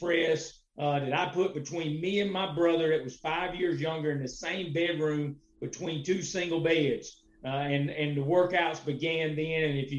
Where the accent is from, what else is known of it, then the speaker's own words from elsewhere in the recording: Clinton, South Carolina, United States; Okay, so I'm from Clinton, South Carolina. That is located in Lawrence County, just south of Greenville, near Presbyterian College.